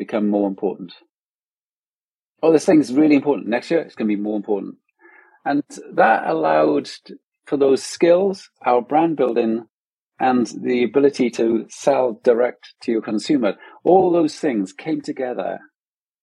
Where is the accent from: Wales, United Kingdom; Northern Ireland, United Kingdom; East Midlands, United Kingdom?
Wales, United Kingdom; moved away; also born or lived in London; we're from Wales originally